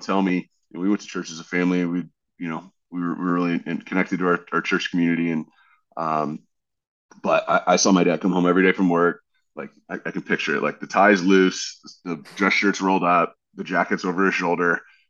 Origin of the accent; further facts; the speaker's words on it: Dana Point, California, United States; also born or lived in Westlake Village, California / Fresno, California / Colorado; I was born in Westlake Village. I lived in Fresno for a little bit. I lived in Colorado for a little bit, but really I grew up starting in third grade in South Orange County, California, in Dana Point.